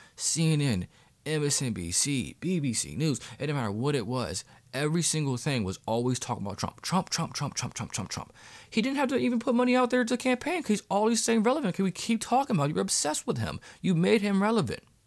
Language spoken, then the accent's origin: English; Pennsylvania, United States; here in my home state of Pennsylvania